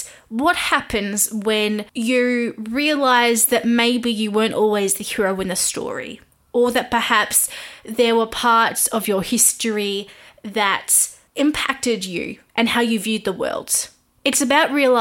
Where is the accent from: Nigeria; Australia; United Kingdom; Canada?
Australia; I am an Aussie music journalist